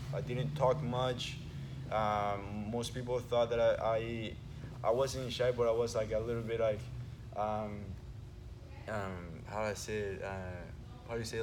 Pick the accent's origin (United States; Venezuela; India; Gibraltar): Venezuela; we moved from one place from Venezuela to the other, basically corner from uh, other coast of Venezuela um, when I was nine